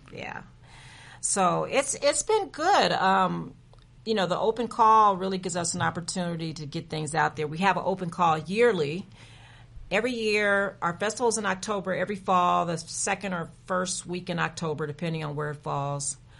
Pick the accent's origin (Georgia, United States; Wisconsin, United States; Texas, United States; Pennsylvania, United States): Texas, United States; San Antonio; moved away as an adult; I am a native from San Antonio, Texas, born and bred